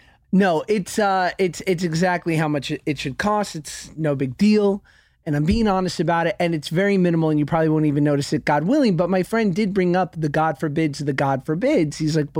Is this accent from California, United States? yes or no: no; Cleveland, Ohio, United States; from Cleveland, and I live just more of a normal life.